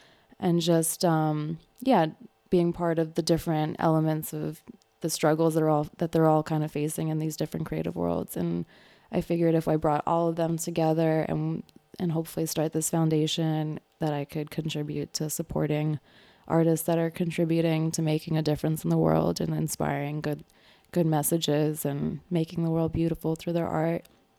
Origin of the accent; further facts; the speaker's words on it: Manhattan, New York, United States; I'm from Manhattan. Okay. I'm from Kips Bay. Gibbs Bay represent. It's like Midtown East Side little area.